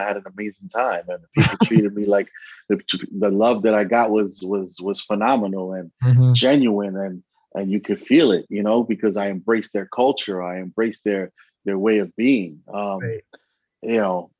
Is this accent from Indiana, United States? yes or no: no; Bronx, New York, United States; also born or lived in Allentown; I'm originally from the Bronx and obviously from Allentown